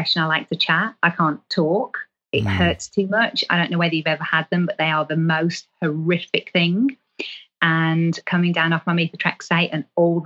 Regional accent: England, United Kingdom; I'm from England

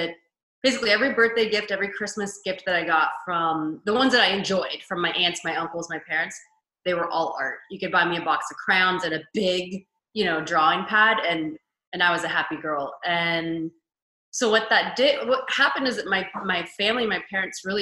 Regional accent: Kansas, United States; moved away as an adult; now in Los Angeles, United States; I currently live in Los Angeles, but I'm from Kansas originally.

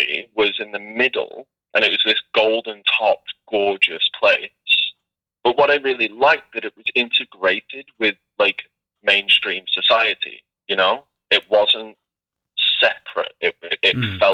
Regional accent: Liverpool, North West England, United Kingdom; I'm from Liverpool, you know, which is a fantastic city.

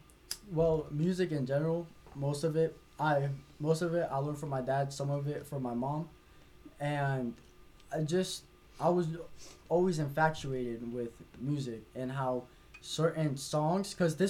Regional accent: New Jersey, United States; also born or lived in Connecticut; now in Broward County, United States; Alright, I'm from Mercer County, Jersey, and then I moved around a little bit, moved to Connecticut, and now I'm in Broward County, Florida.

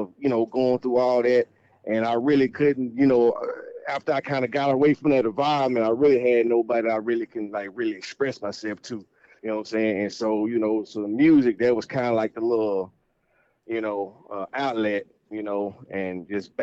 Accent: Fort Worth, Texas, United States; also born or lived in Arlington, Texas; I grew up really in Fort Worth

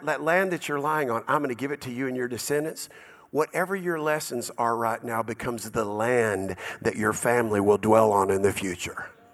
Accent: Dallas, Texas, United States; the house that I grew up in in Dallas. South Dallas, of all places, Oak Cliff, Cockrell Hill

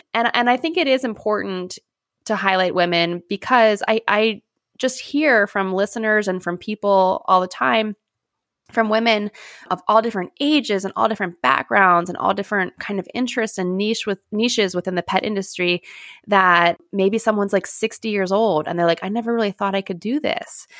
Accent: Pittsburgh, Pennsylvania, United States; I am, like, one of the only Pittsburgh people

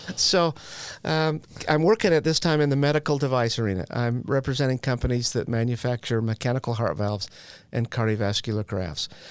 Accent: Utah, United States; I'm from Utah.

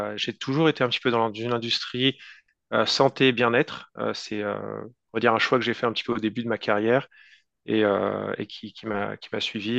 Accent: France; first language French; moved away as an adult; now in Vancouver, Canada; je suis un francophone français, donc j'ai grandi en France. puis je suis arrivé au Canada, dans la zone de Vancouver, en 2019.

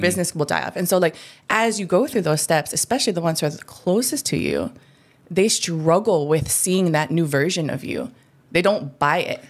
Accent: Hawaii, United States; I'm Hawaiian

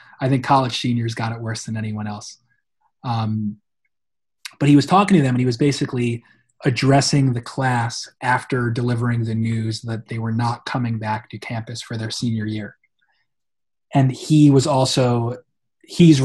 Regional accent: New York, United States; I'm from New York

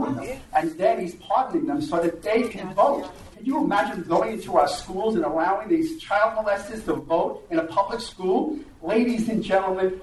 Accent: New York, United States; I'm a graduate of our local school

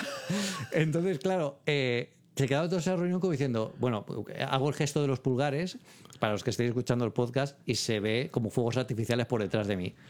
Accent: Elche, Valencian Community, Spain; moved away; yo soy de Elche, que es una, ciudad de Alicante yo tengo a mi, mi, familia, mi hermana, mi sobrino allí

